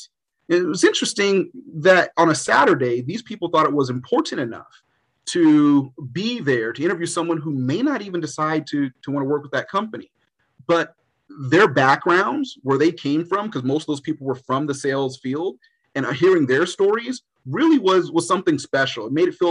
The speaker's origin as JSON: {"language": "English", "town": "Los Angeles", "region": "California", "country": "United States", "tie": "born or raised there", "said": "I grew up in Los Angeles. I wanted to stay in Los Angeles."}